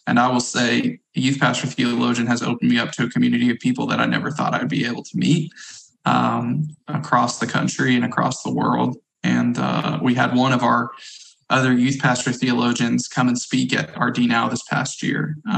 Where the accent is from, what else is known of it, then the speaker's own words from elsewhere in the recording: Missouri, United States; now in Cross Plains, United States; My wife and I have been here now for about 2.5 years, and previously born and raised in Missouri.